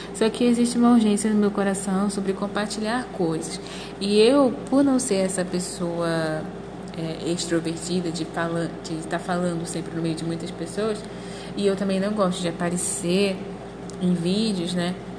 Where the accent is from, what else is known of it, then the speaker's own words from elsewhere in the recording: Rio de Janeiro, Brazil; moved away as an adult; now in Mato Grosso, Brazil; eu sou do Rio de Janeiro, atualmente moro no Mato Grosso